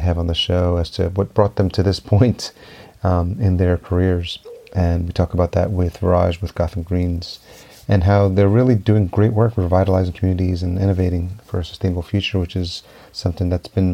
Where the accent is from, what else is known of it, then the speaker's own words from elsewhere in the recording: Yonkers, New York, United States; moved away as an adult; also born or lived in El Salvador; now in Minneapolis, United States; I grew up in Yonkers. I'm home is Minneapolis now, but grew up in Yonkers just outside New York City. So I was actually born in El Salvador, but came here when I was a year old.